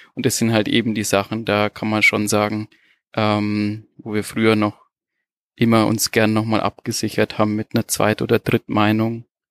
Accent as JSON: {"language": "German", "country": "Germany", "moved": "as an adult", "lives_now": "Portugal", "said": "wir kommen ja aus, aus Deutschland, wir hatten ja eine schöne Wohnsituation."}